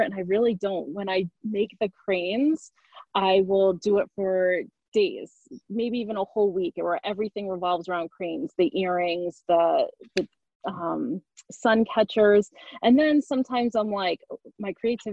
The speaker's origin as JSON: {"language": "English", "region": "Connecticut", "country": "United States", "tie": "born or raised there", "said": "I grew up in Connecticut"}